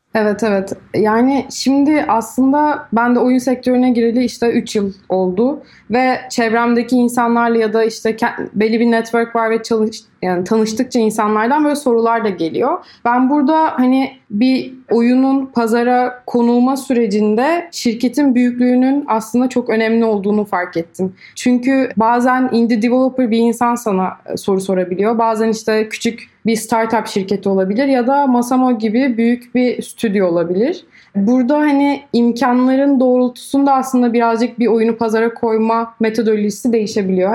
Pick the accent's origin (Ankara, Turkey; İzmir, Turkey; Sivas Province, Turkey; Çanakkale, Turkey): İzmir, Turkey; moved away as an adult; also born or lived in Istanbul; Aslen İzmirliyim.